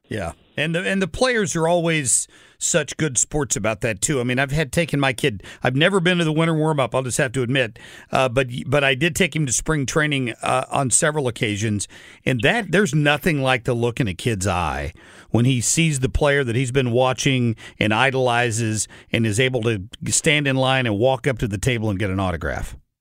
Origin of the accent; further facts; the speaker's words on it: Cincinnati, Ohio, United States; now in St. Louis, United States; I grew up in Cincinnati as as a young kid. I've lived here for thirty years